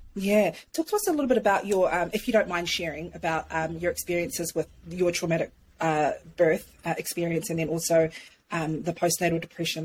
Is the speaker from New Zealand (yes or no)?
yes; New Zealand; moved away as an adult; I'm a Kiwi. I'm a Kiwi. So, like, I've only been here, like, close to a year